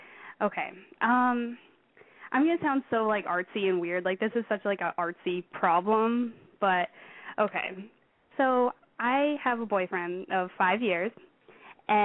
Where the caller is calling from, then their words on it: Pennsylvania, United States; I am 18 years old, and I live in Pennsylvania.